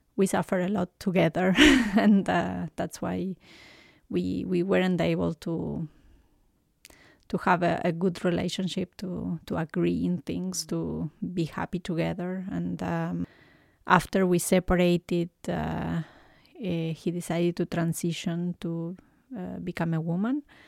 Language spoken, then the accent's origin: English; Buenos Aires, Argentina; English is a second language; moved away as an adult; now in Canada; I was born in Argentina, in Buenos Aires